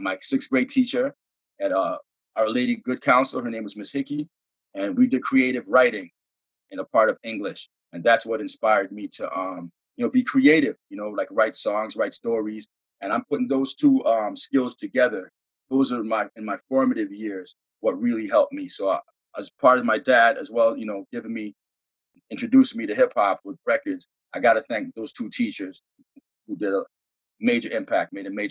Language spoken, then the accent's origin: English; Toronto, Ontario, Canada; I was born in Toronto, raised in Toronto